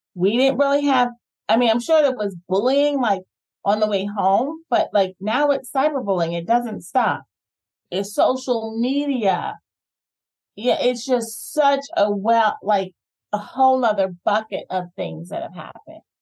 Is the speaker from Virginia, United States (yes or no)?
no; New Jersey, United States; moved away as an adult; also born or lived in Atlanta, Georgia; I grew up in New Jersey, went to high school in New Jersey